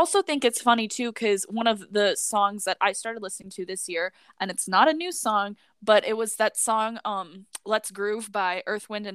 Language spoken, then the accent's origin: English; Midwest, United States; I'm from the Midwest